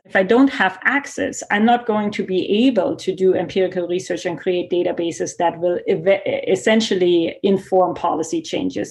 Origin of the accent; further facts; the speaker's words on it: Germany; accent: German; English is a second language; now in Canada; my accent that you hear is German